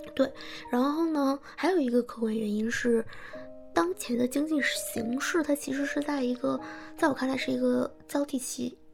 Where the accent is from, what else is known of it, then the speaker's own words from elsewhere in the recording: Changchun, Jilin, China; now in Beijing, China; 我是长春人